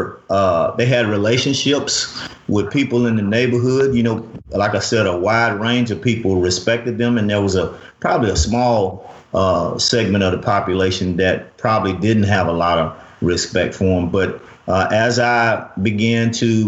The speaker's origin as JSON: {"language": "English", "town": "Winston-Salem", "region": "North Carolina", "country": "United States", "tie": "born or raised there", "also_born_or_lived": "Tennessee / Michigan", "moved": "yes", "said": "I grew up in Winston-Salem, North Carolina."}